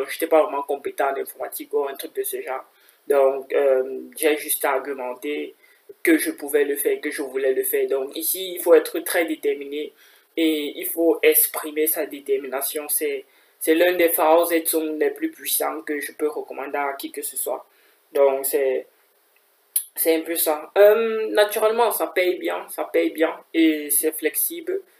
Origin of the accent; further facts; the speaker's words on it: Cameroon; now in Kaiserslautern, Germany; j'ai 23 ans, je suis camerounais.